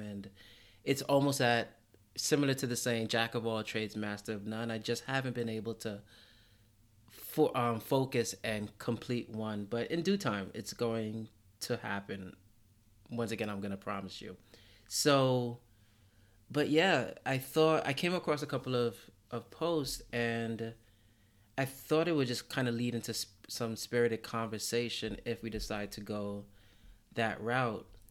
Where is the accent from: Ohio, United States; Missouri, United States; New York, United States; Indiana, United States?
New York, United States; as a New Yorker